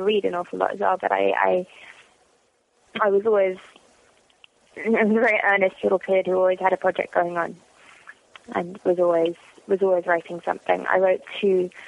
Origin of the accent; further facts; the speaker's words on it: London, United Kingdom; moved away as an adult; also born or lived in Washington, D.C., United States; now in Los Angeles, United States; Born in North London. So born in kind of Islington and brought up, partly in sort of Chalk Farm, which is also in North London. And I lived in Washington, D.C. for a little while as well